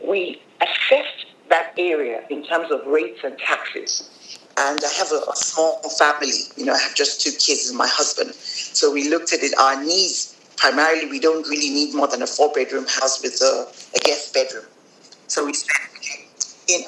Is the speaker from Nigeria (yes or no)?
yes; Nigeria; moved away as an adult; now in South Africa; I am from Nigeria. My father is Nigerian